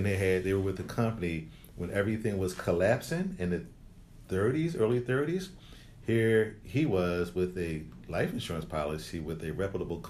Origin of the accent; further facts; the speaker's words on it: Philadelphia, Pennsylvania, United States; growing up in Philly, there was this certain mall that was like the Gallery Mall